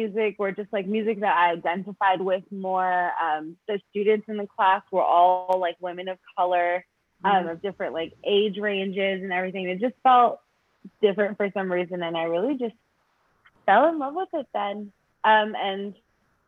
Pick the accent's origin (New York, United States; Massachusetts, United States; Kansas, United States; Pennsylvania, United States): New York, United States; New York City; now in Los Angeles, United States; I'm from Brooklyn, New York. I live in LA now with my dog.